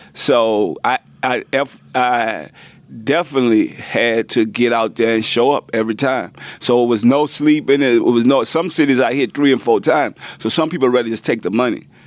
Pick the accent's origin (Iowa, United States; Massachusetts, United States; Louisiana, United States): Louisiana, United States; New Orleans; also born or lived in Richmond / Houston; we come from New Orleans, like the hurricane town